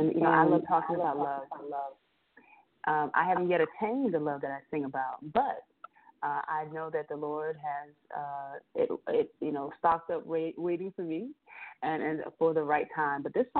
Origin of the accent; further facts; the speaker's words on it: Bluffton, South Carolina, United States; between Hilton Head Island and my hometown, Bluffton, South Carolina.